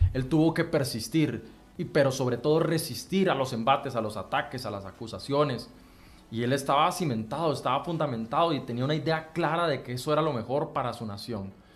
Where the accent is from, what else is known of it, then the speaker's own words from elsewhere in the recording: Costa Rica; como costarricenses